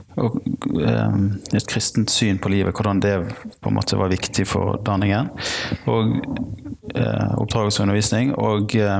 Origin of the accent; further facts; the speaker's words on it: Bergen, Vestland, Norway; jeg kommer fra Bergen